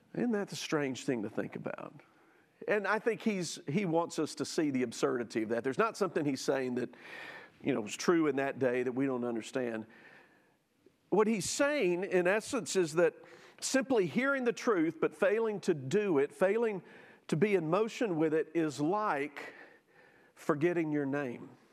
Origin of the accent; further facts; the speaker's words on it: Jackson, Mississippi, United States; I grew up in South Jackson